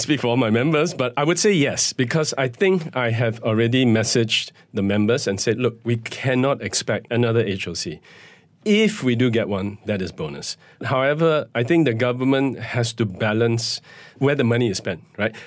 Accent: Malaysia; as a Malaysian citizen

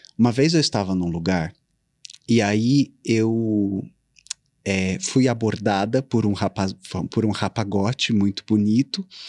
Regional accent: Ribeirão Preto, São Paulo, Brazil; moved away; Eu nasci e cresci em Ribeirão Preto, hum. interior de São Paulo

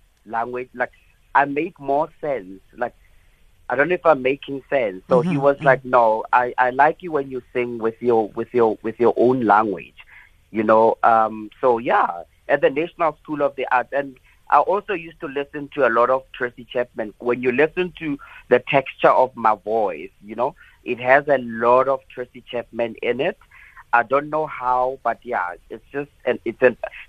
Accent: South Africa; I'm African. I was born in Africa

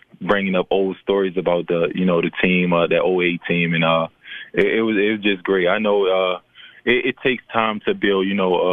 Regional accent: Baltimore, Maryland, United States; moved away; also born or lived in Memphis; I'm from Baltimore

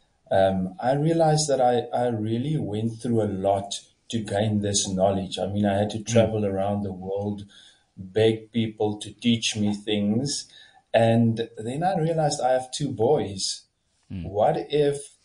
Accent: Kamieskroon, Northern Cape, South Africa; also born or lived in Stellenbosch; So I grew up in Camus in the Northern Cape, a very small town.

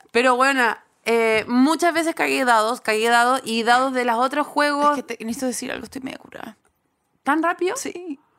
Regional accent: Chile; accent: Chilean; así como mi chileno desaparece, apenas llego al otro país, empiezo a hablar como Amaro es Pablo, o si estoy en Argentina, hablo como no sé quién, pero hablo como siempre en un eh, español neutro espantoso

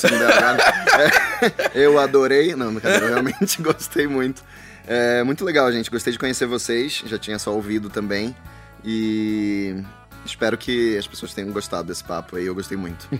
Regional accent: Belém, Pará, Brazil; now in São Paulo, Brazil; eu sou de Belém do Pará

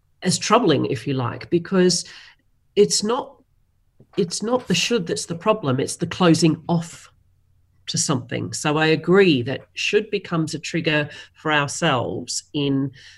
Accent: Australia; Being Australian, we are famous for a very self-deprecating sense of humour

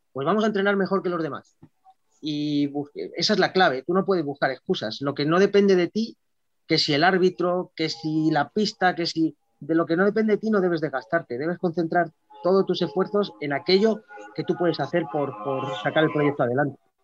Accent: Madrid, Community of Madrid, Spain; la mayoría de los jugadores y cuerpo técnico incluido somos de Madrid

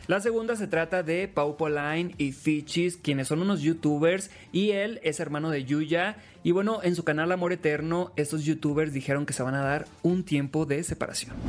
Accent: Los Mochis, Sinaloa, Mexico; soy de Los Mochis, Sinaloa, soy locutor y TikToker

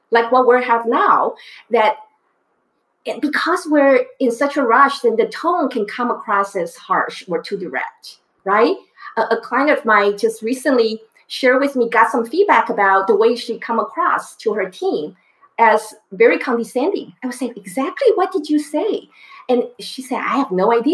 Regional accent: Taiwan; moved away; I grew up in Taiwan

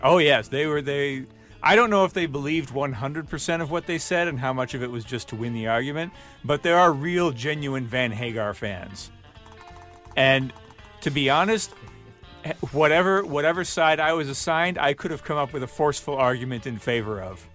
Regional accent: Michigan, United States; we're all from Michigan.

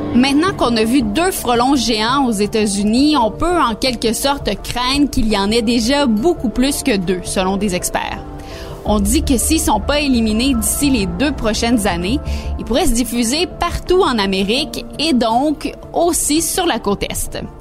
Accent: Canada; chez nous, au Canada

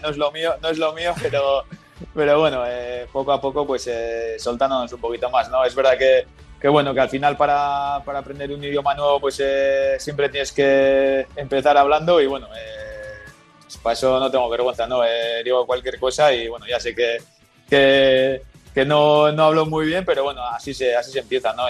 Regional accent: Gipuzkoa, Basque Country, Spain; moved away as an adult; now in Dallas, United States; yo soy de Guipúzcoa

